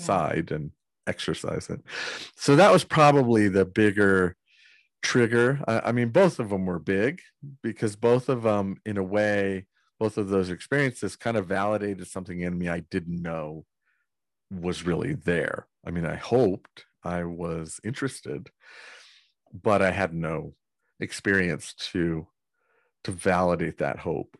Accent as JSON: {"language": "English", "region": "Northern California", "country": "United States", "tie": "born or raised there", "said": "I grew up in Northern California"}